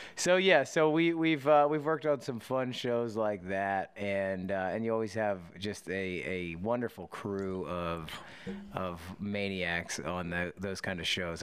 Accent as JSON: {"language": "English", "region": "Pennsylvania", "country": "United States", "tie": "born or raised there", "said": "I grew up in Pennsylvania, not too far from you know, West Virginia"}